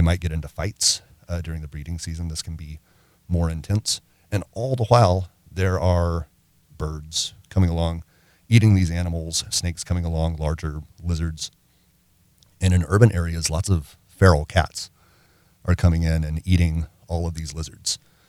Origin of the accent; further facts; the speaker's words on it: Arkansas, United States; also born or lived in Mississippi / Louisiana; As a kid, I grew up in Arkansas, Mississippi, and Louisiana.